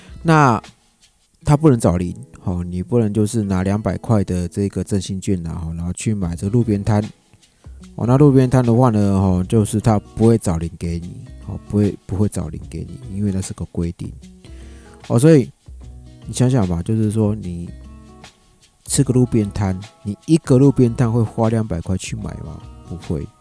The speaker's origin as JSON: {"language": "Chinese", "region": "Yilan County", "country": "Taiwan", "tie": "born or raised there", "said": "那我上集呢哈就有跟大家分享过，就是我现在人呢就是在宜兰老家。"}